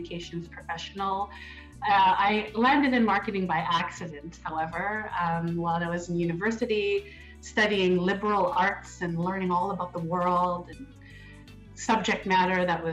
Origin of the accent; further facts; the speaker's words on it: Edmonton, Alberta, Canada; also born or lived in Winnipeg, Manitoba; now in Toronto, Canada; I grew up in Edmonton, studied in Toronto